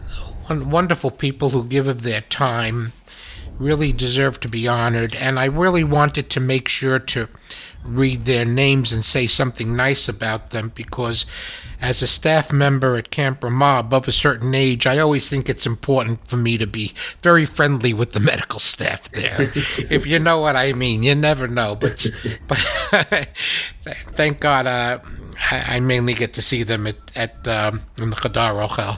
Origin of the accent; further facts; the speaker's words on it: United States; as an American